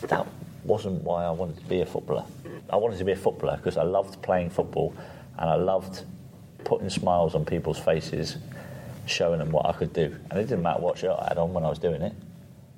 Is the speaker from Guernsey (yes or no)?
yes; Guernsey; I grew up on a council estate in Guernsey